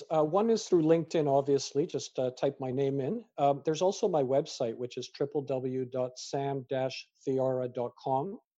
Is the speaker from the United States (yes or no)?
no; Canada; also born or lived in United Kingdom; as a British born Canadian with parents from Fiji and, you know, grandparents from India, who am I?